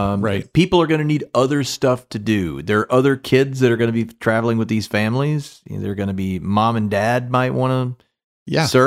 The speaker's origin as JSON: {"language": "English", "town": "Memphis", "region": "Tennessee", "country": "United States", "tie": "born or raised there", "said": "I know growing up in Memphis and learning to swim at Geisman, public park, and joining the Geisman swim team."}